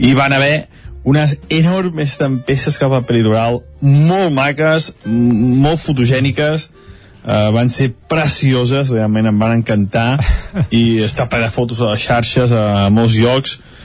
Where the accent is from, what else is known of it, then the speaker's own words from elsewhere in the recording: Sant Feliu de Codines, Catalonia, Spain; a Sant Feliu de Codines, el meu poble